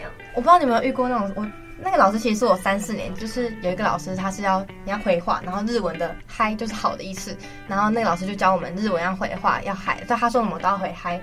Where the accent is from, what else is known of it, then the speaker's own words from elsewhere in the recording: Hualien, Hualien County, Taiwan; 我小，国小是在花莲市